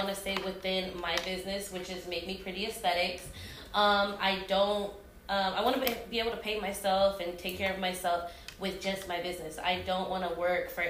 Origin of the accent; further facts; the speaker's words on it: Kansas City, United States; I was born and raised here.